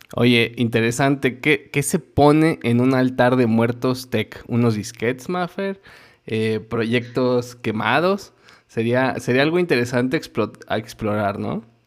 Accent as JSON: {"language": "Spanish", "country": "Mexico", "said": "Como mexicano"}